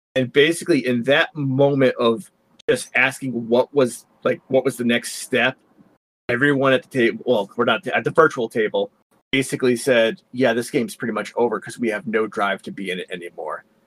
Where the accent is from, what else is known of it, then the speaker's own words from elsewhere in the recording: Connecticut, United States; I was born and raised in Connecticut.